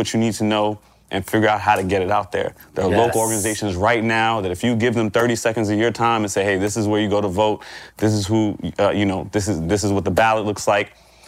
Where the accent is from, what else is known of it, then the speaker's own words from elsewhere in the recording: Florida, United States; Number one is, I'm from Florida, so I got to say something about Florida.